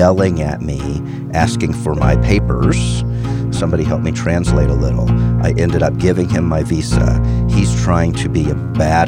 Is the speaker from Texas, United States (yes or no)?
yes; Houston, Texas, United States; also born or lived in Midwest; Born and raised in Houston, spent most of my childhood in Houston